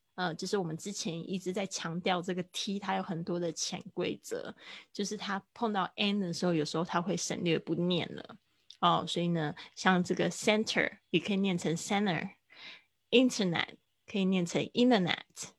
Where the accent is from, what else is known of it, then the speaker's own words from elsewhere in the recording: Kaohsiung, Taiwan; moved away; 在我的老家高雄的一家文具店，呃，会办一个我，我的，应该算是就是我参与的一个展览吧